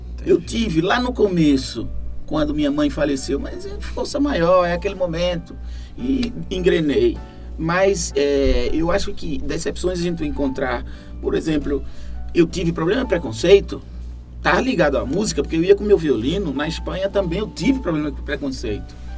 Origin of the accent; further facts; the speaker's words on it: Olinda, Pernambuco, Brazil; moved away as an adult; now in Granada, Spain; Eu fui criado em Peixinhos, que Peixinhos é como se fosse uma cidade